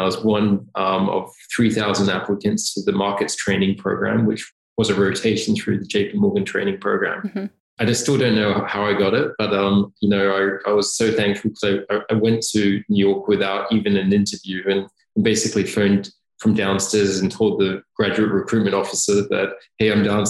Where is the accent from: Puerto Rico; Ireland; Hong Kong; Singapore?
Singapore; also born or lived in Australia; I was born in Australia, and at a tender age of 5, I moved to Singapore, where I followed my parents when my dad was working for Pizza Hut. My twin brother, who's identical, we grew up in Singapore